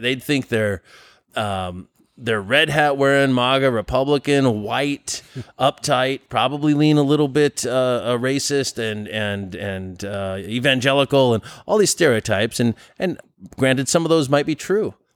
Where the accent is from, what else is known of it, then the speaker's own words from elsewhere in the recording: Olympia, Washington, United States; my hometown of Olympia, Washington